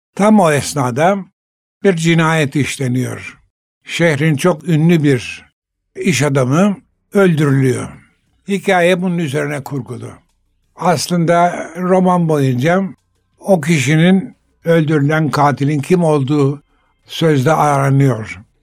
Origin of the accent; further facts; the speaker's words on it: Istanbul, Turkey; ben 3 asırdan beri İstanbul'da yaşayan bir ailenin çocuğuyum.